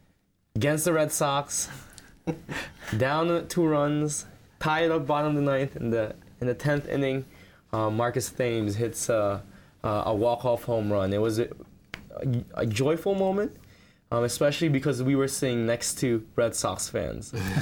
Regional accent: Philippines; now in New Jersey, United States; I am Filipino by descent. I grew up in the Philippines, but I am currently living in New Jersey

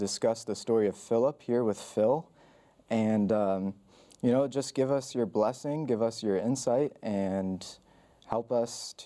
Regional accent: Brazil; I'm actually Brazilian

